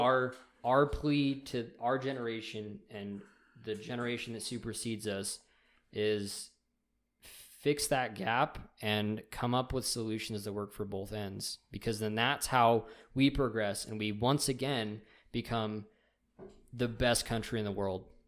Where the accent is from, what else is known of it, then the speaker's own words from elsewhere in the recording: United States; as American citizens